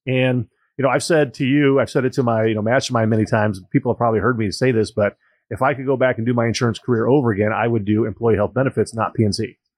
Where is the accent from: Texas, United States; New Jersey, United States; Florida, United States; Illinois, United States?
Illinois, United States; Joliet; I was born and raised in Joliet, Illinois